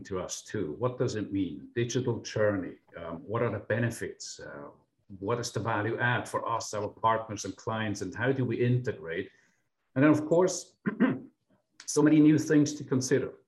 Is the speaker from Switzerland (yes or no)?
yes; Switzerland; moved away as an adult; now in St. Louis, United States; besides my non-Midwestern accent, I'm actually from Switzerland. I spent the last 20 years here in the US